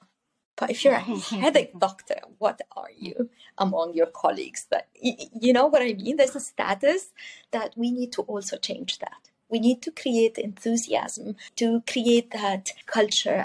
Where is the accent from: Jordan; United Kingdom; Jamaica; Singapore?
Jordan; moved away as an adult; also born or lived in Dubai / Cyprus; now in Canada; I'm originally from the Middle East. I grew up born and raised in the Middle East, in Jordan